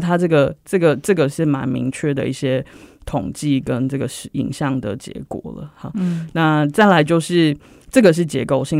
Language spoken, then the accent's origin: Chinese; Taiwan; 就是我们台湾人常说的钻牛角尖了